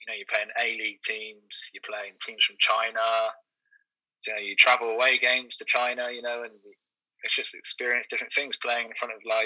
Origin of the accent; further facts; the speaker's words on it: Taunton, South West England, United Kingdom; moved away as an adult; also born or lived in London; now in Brunei; I'm from Taunton in Somerset, which is quite a quiet countryside place.